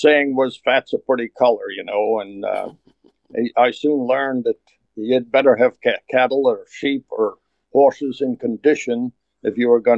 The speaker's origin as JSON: {"language": "English", "area": "Aberdeenshire", "region": "Scotland", "country": "United Kingdom", "tie": "born or raised there", "moved": "as an adult", "lives_now": "Kansas City, United States", "said": "I grew up in Strachan. Went to school there. Strachan's about 36 miles north of Aberdeen, and 6 miles from the wild North Sea."}